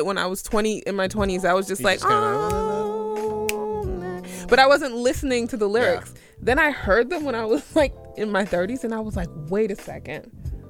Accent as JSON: {"language": "English", "town": "New York City", "region": "New York", "country": "United States", "tie": "born or raised there", "said": "I'm from Brooklyn. I was born in a brownstone in Bed-Stuy."}